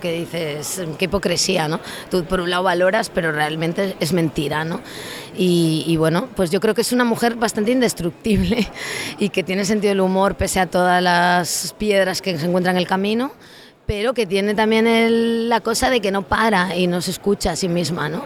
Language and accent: Spanish; a zone of Lugo, Galicia, Spain; yo soy gallega